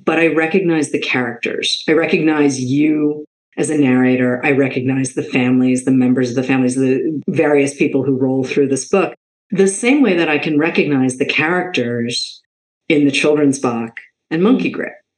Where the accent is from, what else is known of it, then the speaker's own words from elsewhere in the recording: Boston, Massachusetts, United States; I was raised in Boston